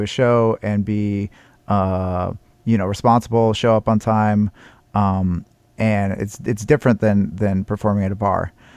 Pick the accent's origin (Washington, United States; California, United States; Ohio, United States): Washington, United States; Seattle; I come from Seattle